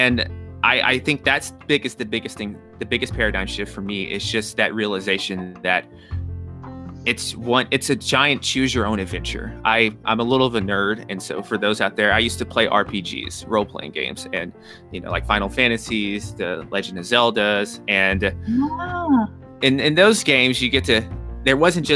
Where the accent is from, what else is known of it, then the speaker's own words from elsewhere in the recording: Nashville, Tennessee, United States; also born or lived in New York; I'm from Nashville, Tennessee. Pace of life is a little slower here.